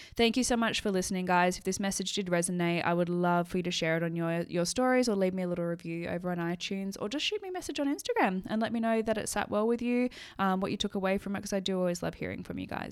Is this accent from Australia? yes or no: yes; Sydney, New South Wales, Australia; moved away as an adult; now in Scotland; leave my life in Sydney